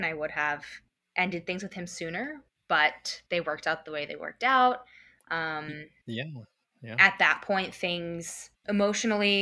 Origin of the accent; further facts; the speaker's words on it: Phoenixville, Pennsylvania, United States; Phoenixville is my hometown. That is where I grew up